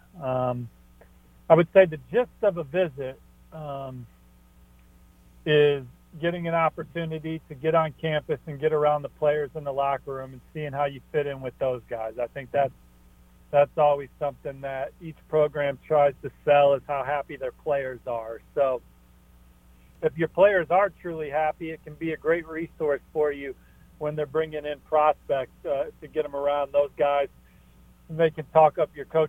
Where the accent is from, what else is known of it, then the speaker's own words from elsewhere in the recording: South Bend, Indiana, United States; moved away; I'm from South Bend